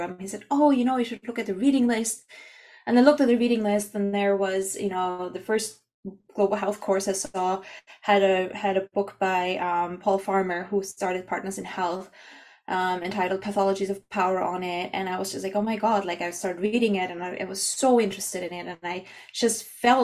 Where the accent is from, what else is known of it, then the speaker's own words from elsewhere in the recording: Austria; moved away as an adult; also born or lived in Canada; I'm from Austria